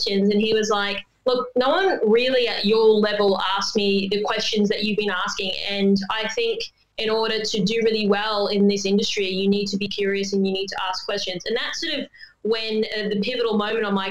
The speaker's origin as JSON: {"language": "English", "region": "Queensland", "country": "Australia", "tie": "born or raised there", "moved": "as an adult", "lives_now": "Sydney, Australia", "said": "I've been in Sydney 10 years, but I am a Queenslander. I was born there and family obviously were cane farmers"}